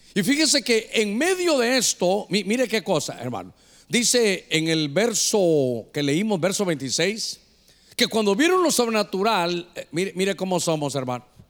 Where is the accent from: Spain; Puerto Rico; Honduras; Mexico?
Honduras; north coast; para nosotros como hondureños aquí de la costa norte